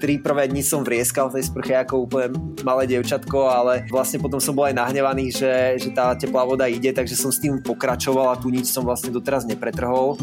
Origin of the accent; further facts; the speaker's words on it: Liptov, Liptovský Mikuláš district, Žilina Region, Slovakia; moved away as an adult; also born or lived in Trnava; now in Prague, Czech Republic; ja pochádzam z malebnej dedinky na Liptove, uh, eh, kde som vyrastal v okrese Liptovský Mikuláš, uh, takže, takže ja som Lipták